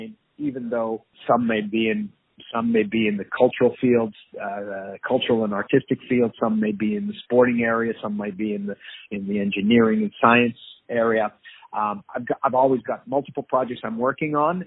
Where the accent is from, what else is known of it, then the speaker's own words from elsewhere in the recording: Canada; moved away as an adult; now in Israel; we're still Canadian, but we're a former Canadian resident.